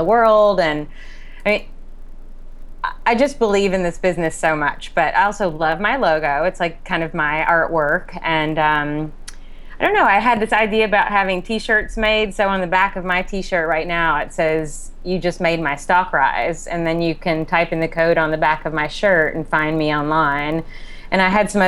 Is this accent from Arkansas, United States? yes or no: no; Kentucky, United States; I'm from Kentucky